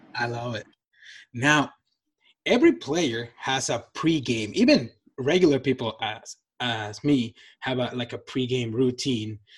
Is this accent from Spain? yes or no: no; Nogales, Sonora, Mexico; moved away; I'm from um, Mexico. I'm from Nogales.